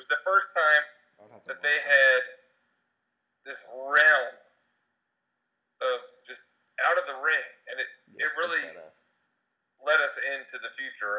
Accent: Philadelphia, Pennsylvania, United States; We're all from Philly, obviously.

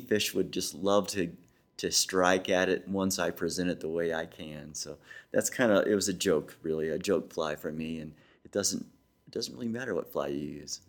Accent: Missouri, United States; I'm a believer. I'm from Missouri, the show me state.

